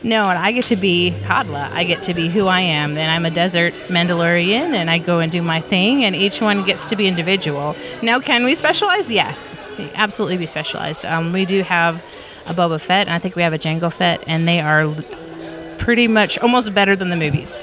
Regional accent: Montana, United States; moved away; I'm originally from Montana

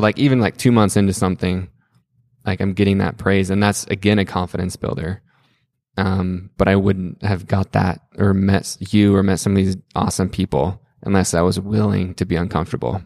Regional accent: Salt Lake City, Utah, United States; moved away as an adult; now in Greenville, United States; growing up in Salt Lake City my whole life

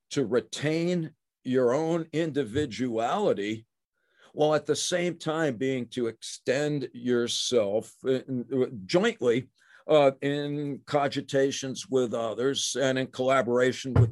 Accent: New York, United States; I'm a I'm a guy from New York in the 20th century who's a professor.

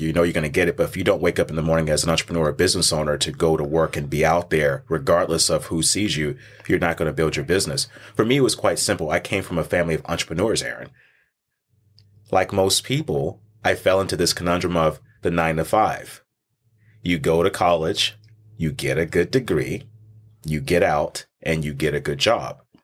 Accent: Texas, United States; I was born and raised in Texas

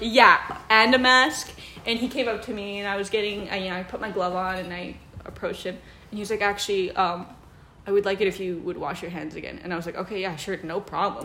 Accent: Netherlands; moved away; So I grew up in the Netherlands, which is this tiny little country on the end of Europe, next to Germany, um, and above Belgium

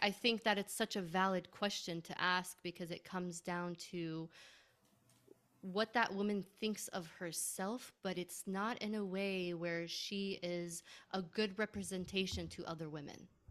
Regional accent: United States; being Arab in a Muslim family, born and raised in America

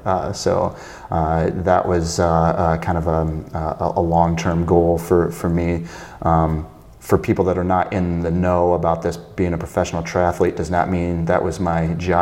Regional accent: Illinois, United States; near my hometown

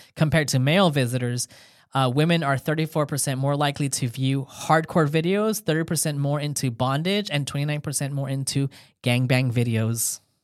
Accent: California, United States; I'm from California

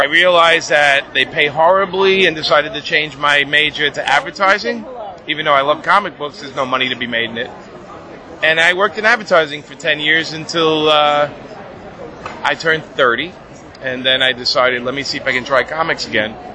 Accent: New York City, New York, United States; I was born and raised in Brooklyn, New York

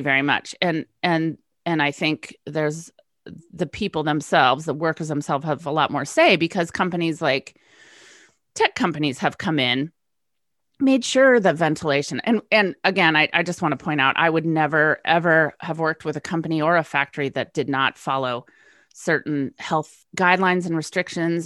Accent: West Coast, United States; moved away; West Coast girl moves east.

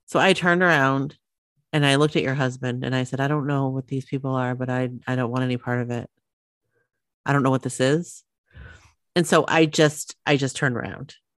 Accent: Maine, United States; We're from Maine

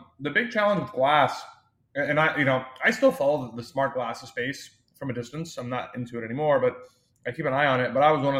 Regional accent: Austin, Texas, United States; also born or lived in New York; I was born and raised in Austin, Texas, which is where the firm is based today

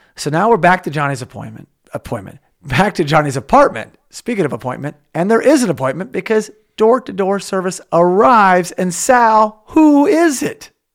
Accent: Oklahoma, United States; now in California, United States; when I grew up in Oklahoma, I live in California

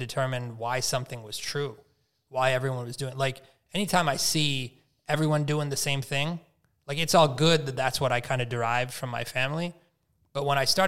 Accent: Minnesota, United States; I was born in Minnesota

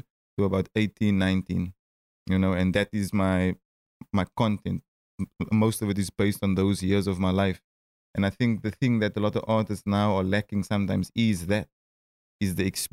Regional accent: Cape Town, Western Cape, South Africa; Growing up in Cape Town

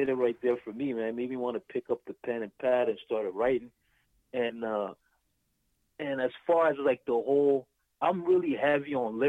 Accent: DR Congo; now in United States; I'm originally from Congo, right?

